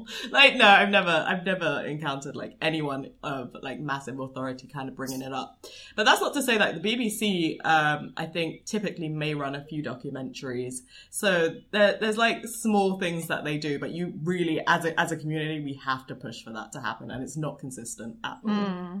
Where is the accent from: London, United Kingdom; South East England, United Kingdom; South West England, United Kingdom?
London, United Kingdom; I'm a Londoner